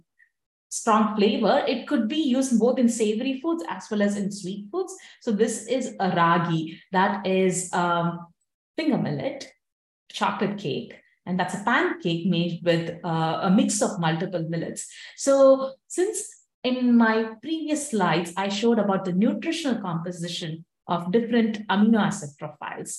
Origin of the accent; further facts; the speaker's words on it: India; now in United States; since I'm from India